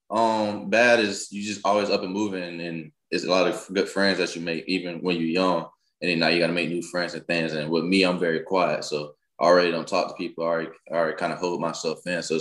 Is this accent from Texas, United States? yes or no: no; Jacksonville, Florida, United States; also born or lived in Montgomery, Alabama; All right, so I'm, I'm originally from Montgomery, Alabama. But the place I call my hometown is Jacksonville, Florida.